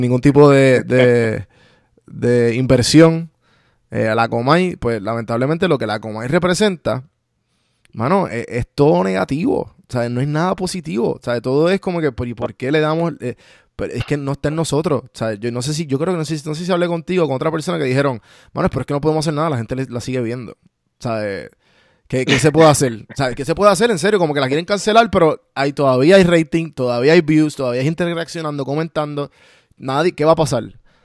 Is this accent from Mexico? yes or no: no; Puerto Rico; los dos somos, eh, de Puerto Rico